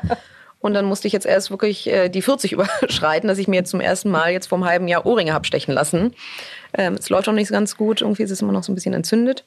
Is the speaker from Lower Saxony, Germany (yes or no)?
no; Hamburg, Germany; moved away as an adult; also born or lived in New York; ich komme ursprünglich aus Hamburg und, äh, ich habe wirklich meine gesamte Jugend, bis ich mit achtzehn nach New York gezogen bin